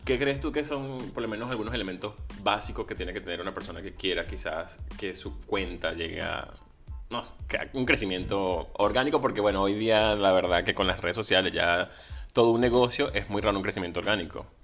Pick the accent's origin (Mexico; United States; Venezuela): Venezuela; moved away; Soy venezolano, emigrante